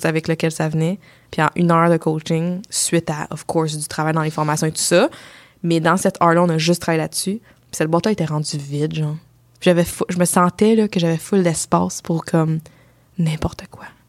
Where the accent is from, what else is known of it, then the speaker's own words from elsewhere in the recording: Ontario, Canada; je viens de l'Ontario, je suis moitié euh, Sri Lankaise